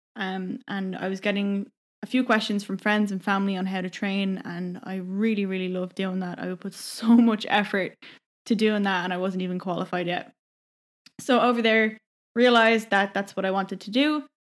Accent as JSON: {"language": "English", "town": "Donabate", "region": "Leinster", "country": "Ireland", "also_born_or_lived": "Vancouver, Canada", "moved": "as an adult", "said": "I'm from Donabate"}